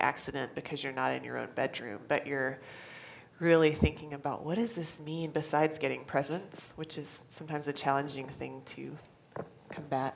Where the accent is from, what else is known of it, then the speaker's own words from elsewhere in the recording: Louisiana, United States; I grew up in Louisiana in the South